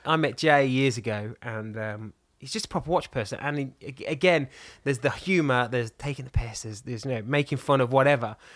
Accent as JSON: {"language": "English", "region": "England", "country": "United Kingdom", "said": "I'm English and blonde and pink"}